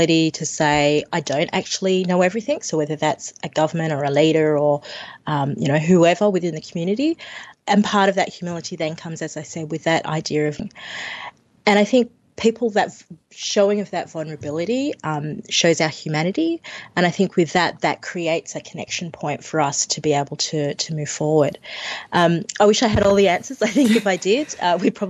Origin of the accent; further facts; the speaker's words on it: Sydney, New South Wales, Australia; I grew up in Western Sydney